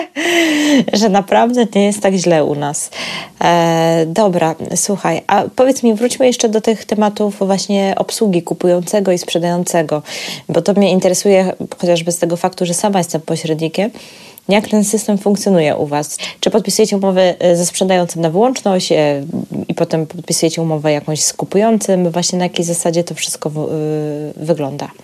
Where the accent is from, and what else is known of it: Poland